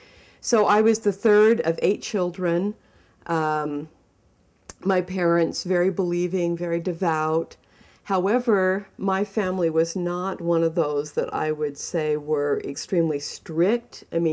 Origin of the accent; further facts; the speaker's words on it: Mesa, Arizona, United States; being in Utah, growing up in Arizona, in Mesa, as an LDS person, as a Mormon